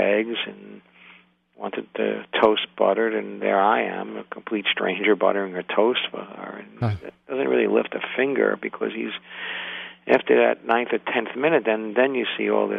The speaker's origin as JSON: {"language": "English", "town": "New York City", "region": "New York", "country": "United States", "tie": "born or raised there", "said": "I was a 10-year-old child growing up in Brooklyn"}